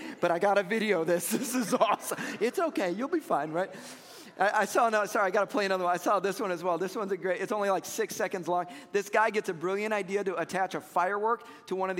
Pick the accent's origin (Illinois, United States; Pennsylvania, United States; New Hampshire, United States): Illinois, United States; Chicago; I grew up in Chicago